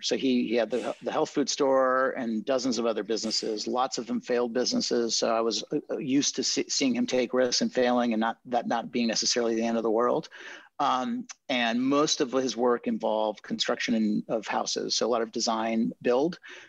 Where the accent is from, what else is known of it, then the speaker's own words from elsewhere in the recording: California, United States; born there; So I was born in Marin County in California to hippie parents.